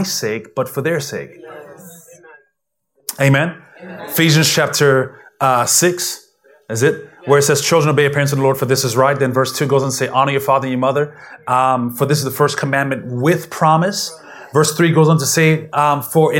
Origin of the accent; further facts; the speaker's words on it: U.S. Virgin Islands; moved away; I grew up in St. Thomas, Virgin Islands